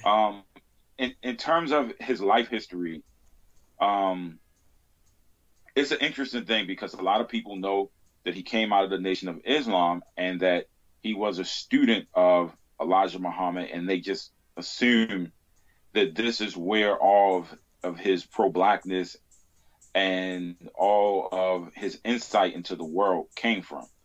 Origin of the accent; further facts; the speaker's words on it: Baltimore, Maryland, United States; I grew up in Baltimore